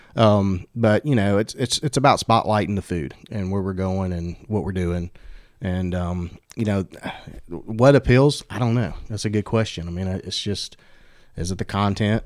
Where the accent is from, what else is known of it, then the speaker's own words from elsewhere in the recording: Bessemer, Alabama, United States; I grew up in Bessemer, so that was, like, a staple for my family